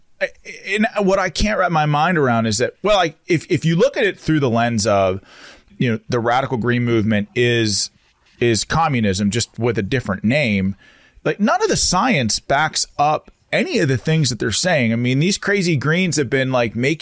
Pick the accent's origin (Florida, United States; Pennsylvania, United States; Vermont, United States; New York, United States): Pennsylvania, United States; Western; I'm from Western Pennsylvania